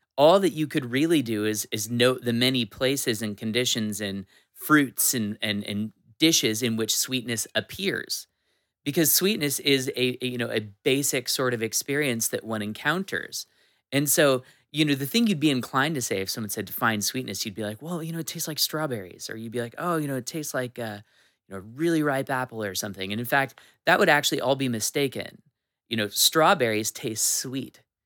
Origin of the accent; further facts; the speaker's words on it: Washington, United States; I'm a Washington native